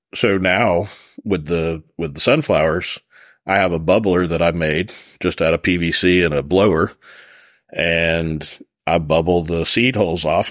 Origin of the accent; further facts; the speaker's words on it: Florida, United States; moved away; I'm from Florida originally